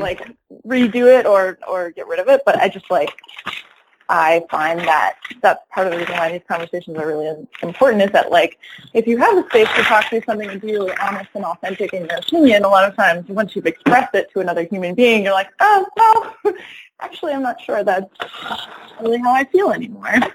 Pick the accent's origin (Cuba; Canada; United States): United States; Rochester, New York; also born or lived in Ithaca, New York; now in Detroit, United States; after I grew up in Rochester, then I my family moved to Ithaca